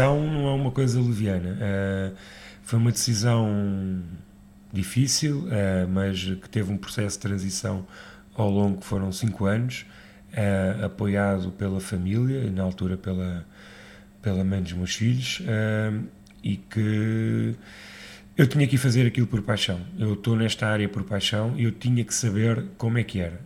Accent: Lisbon, Portugal; eu nasci em Lisboa uh, e sempre tive o Alentejo em Lisboa

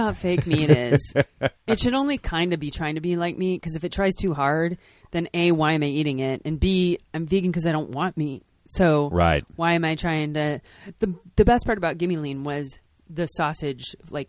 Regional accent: Chicago, Illinois, United States; also born or lived in Eugene, Oregon; now in Portland, United States; I'm from Chicago.

